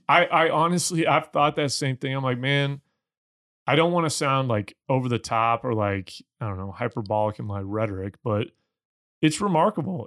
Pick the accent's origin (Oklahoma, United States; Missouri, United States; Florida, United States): Missouri, United States; I'm from Missouri as well